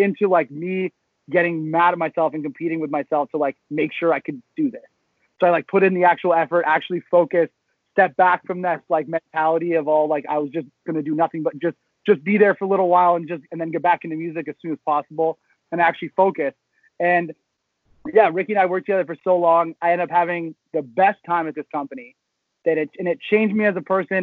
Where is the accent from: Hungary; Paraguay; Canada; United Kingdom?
Canada; Georgetown, Ontario; also born or lived in Sudbury, Ontario; now in Toronto, Canada; I grew up in Georgetown, and then but I went to a school in Sudbury